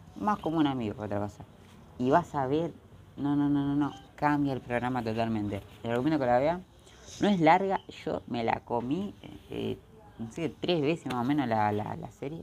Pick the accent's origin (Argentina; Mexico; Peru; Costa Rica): Argentina; soy de Argentina.